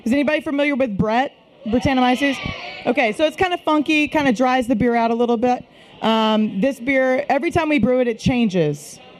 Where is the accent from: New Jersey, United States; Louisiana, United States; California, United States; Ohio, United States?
Louisiana, United States; Shreveport; also born or lived in Washington, D.C.; my husband and I, we are from Shreveport, grew up here, and wanted to bring a brewery back to our hometown. So we, after college, and we lived in D.C. for a while